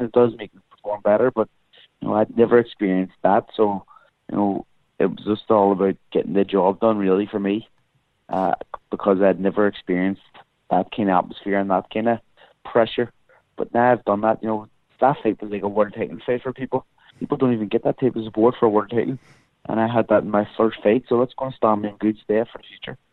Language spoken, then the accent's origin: English; Ireland; as Irish people